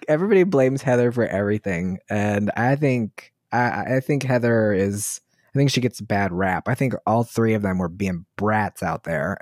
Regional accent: Waldorf, Maryland, United States; I grew up in Waldorf, Maryland

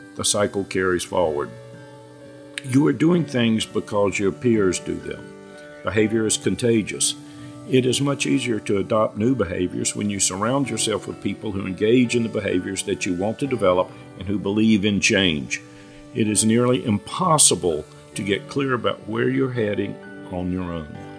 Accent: North Carolina, United States; I grew up in North Carolina and consulted almost exclusively in the Southeast.

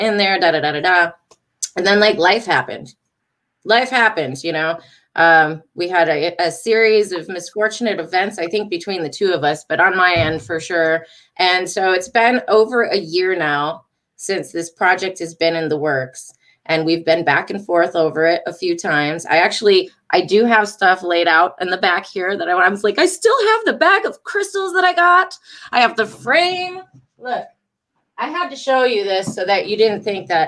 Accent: Detroit, Michigan, United States; now in North Carolina, United States; I'm originally from Detroit, Michigan

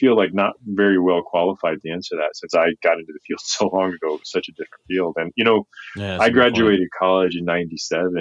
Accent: Goose Creek, South Carolina, United States; born or raised there

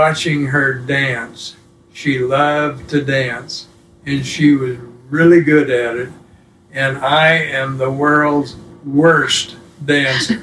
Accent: South Pasadena, California, United States; I was born in Pasadena, but grew up in South Pasadena, which is a separate city from Pasadena

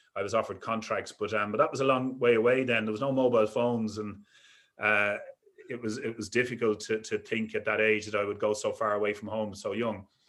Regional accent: Dublin, Leinster, Ireland; I was brought up in Dublin, in Crumlin

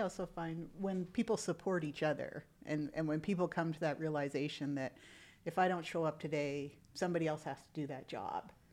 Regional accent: Canada; moved away as an adult; now in United States; I'm originally from Canada. I'm a Canadian citizen

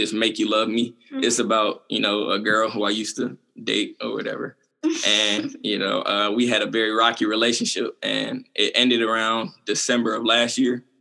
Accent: Covington, Georgia, United States; now in Atlanta, United States; I'm from Covington, Georgia.

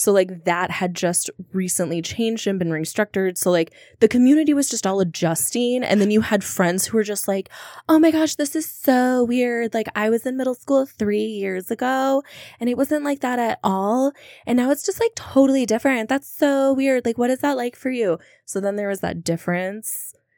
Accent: Minnesota, United States; I'm a Minnesotan

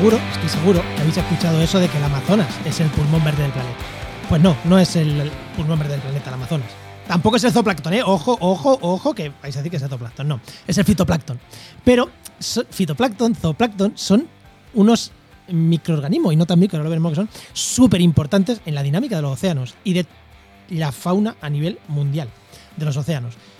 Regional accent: Albacete, Castilla-La Mancha, Spain; en Albacete, que están, oye, en mi tierra

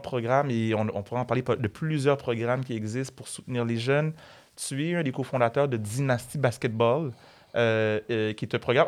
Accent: Montreal, Quebec, Canada; toi et moi, on vient d'Anjou

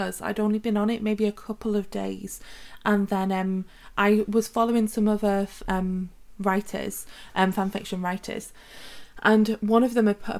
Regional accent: Wales, United Kingdom; our country of Wales in the UK

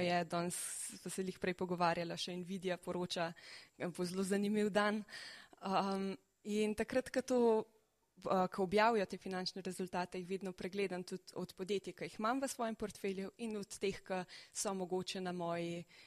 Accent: Slovenia

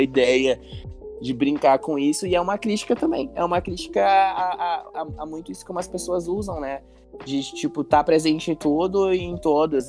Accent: Brazil; eu sou brasileiro

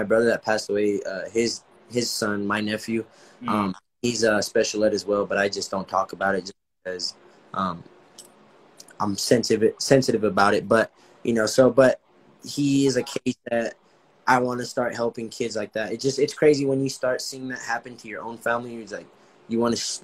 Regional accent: Los Angeles, California, United States; moved away; I was born and raised in Los Angeles

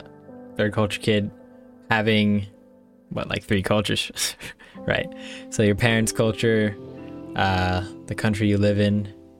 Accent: Taiwan; I guess it's a pretty big part of our identity growing up in Taiwan while, you know, not being Taiwanese.

